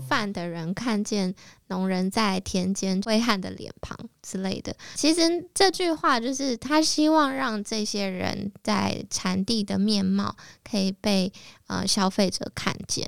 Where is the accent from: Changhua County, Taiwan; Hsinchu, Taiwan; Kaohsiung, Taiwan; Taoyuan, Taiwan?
Taoyuan, Taiwan; moved away as an adult; also born or lived in Taipei; 那时候我在台北，然后是桃园人